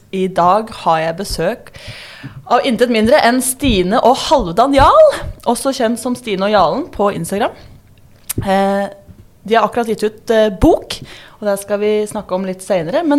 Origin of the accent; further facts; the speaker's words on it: Drammen, Buskerud, Norway; moved away as an adult; now in Lofoten, Norway; Nei, jeg er også fra Drammen.